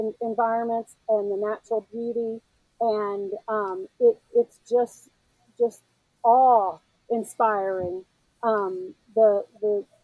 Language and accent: English; Memphis, Tennessee, United States; moved away; also born or lived in South Carolina / North Carolina; as a Southeastern girl, I grew up in Memphis and I lived in South Carolina and North Carolina.